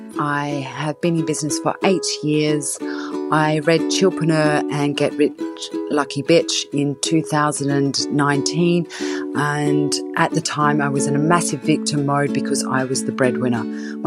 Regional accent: Australia; moved away as an adult; now in Surrey, United Kingdom; I live in Surrey. I moved to England from Australia 10 years ago.

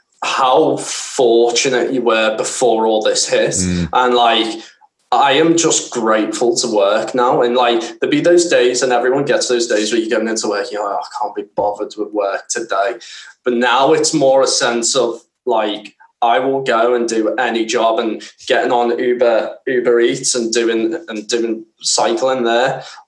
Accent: Scotland, United Kingdom; I'm Scottish. What do you expect?

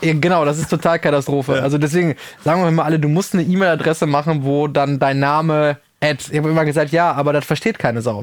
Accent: Rüthen, North Rhine-Westphalia, Germany; ich komme aus dem Sauerland

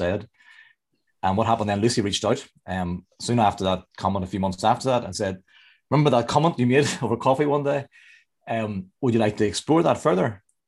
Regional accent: Northern Ireland, United Kingdom; I'm from Northern Ireland, about 20 miles south of Belfast.

